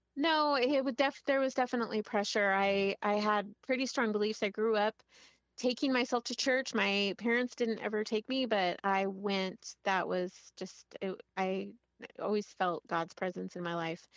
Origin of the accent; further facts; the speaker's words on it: Monterey, California, United States; now in Washington, United States; I grew up in Monterey, California